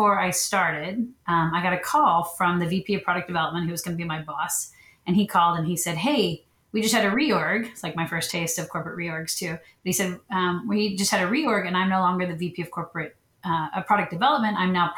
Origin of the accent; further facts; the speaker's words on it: Texas, United States; I'm from Texas. From a small town between San Antonio and Austin